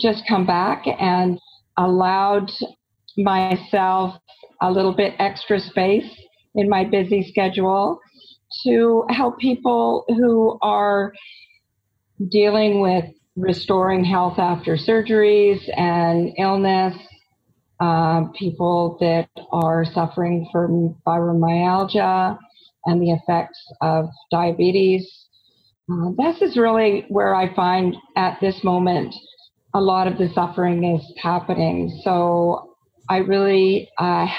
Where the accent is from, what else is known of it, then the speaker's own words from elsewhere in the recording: Fraser Valley, British Columbia, Canada; moved away as an adult; also born or lived in Germany; I grew up here in the Fraser Valley, born and raised